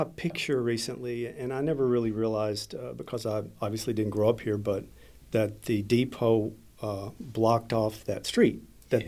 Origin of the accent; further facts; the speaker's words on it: Clinton, Arkansas, United States; I grew up in Clinton, and so uh, Conway to us was, you know, became a, a, second location for my family